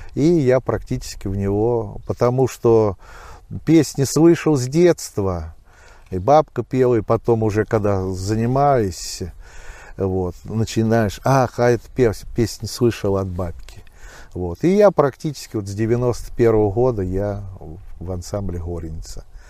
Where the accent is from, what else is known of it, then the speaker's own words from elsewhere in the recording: Novoanninsky, Volgograd Oblast, Russia; now in Alekseevskaya, Russia; тут я и родился в Нованинке